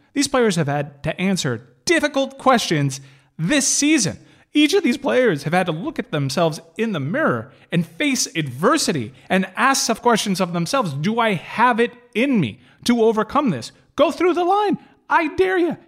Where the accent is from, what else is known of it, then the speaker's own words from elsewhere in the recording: United States; as an American